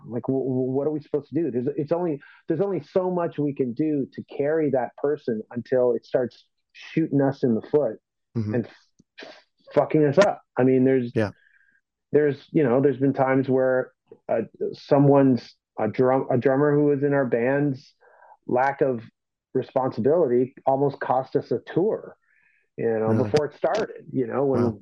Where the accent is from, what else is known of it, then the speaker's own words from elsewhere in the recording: Toronto, Ontario, Canada; I'm from Toronto